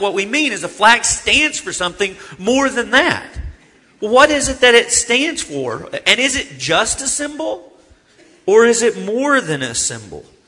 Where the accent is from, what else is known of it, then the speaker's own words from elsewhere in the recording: Arkansas, United States; I'm from Arkansas